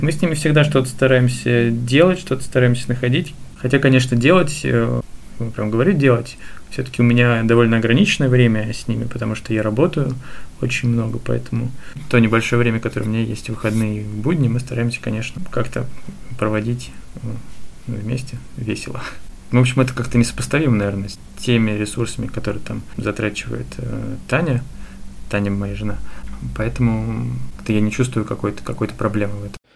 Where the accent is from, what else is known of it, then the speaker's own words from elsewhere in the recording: Voronezh, Voronezh Oblast, Russia; now in Moscow, Russia; я переехал в Москву из Воронежа